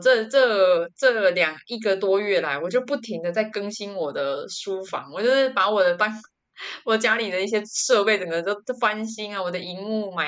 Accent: Changhua County, Taiwan; 因为我是彰我彰化人嘛

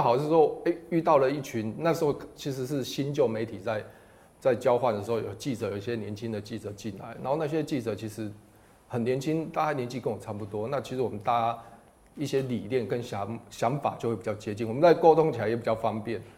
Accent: Taiwan; 我们台湾

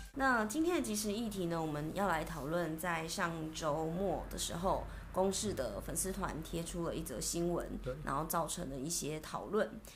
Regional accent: Taiwan; 它又是我们台湾人民的电视台

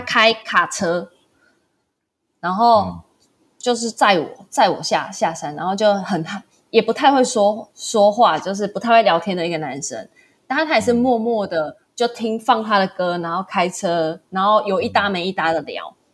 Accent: Taiwan; 因为我嗯。是台湾人

